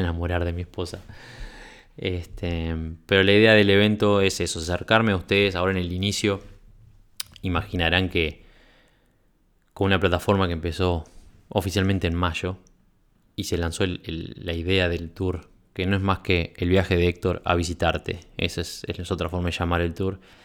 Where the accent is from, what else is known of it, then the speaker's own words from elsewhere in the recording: Uruguay; venía de Uruguay